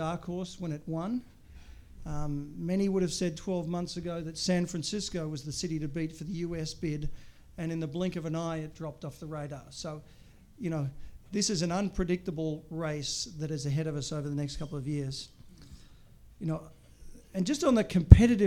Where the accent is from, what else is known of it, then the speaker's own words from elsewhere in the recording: Australia; moved away as an adult; now in Chicago, United States; when you grow up in Australia